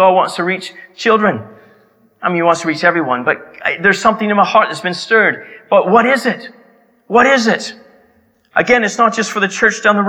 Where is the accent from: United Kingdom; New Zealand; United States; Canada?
Canada; my hometown in Canada